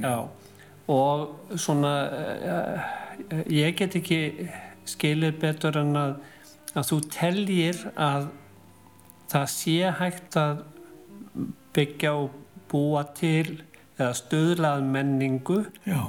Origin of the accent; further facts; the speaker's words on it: Reykjavík area, Capital Region, Iceland; við sem að komum af Reykjavíkusvæðinu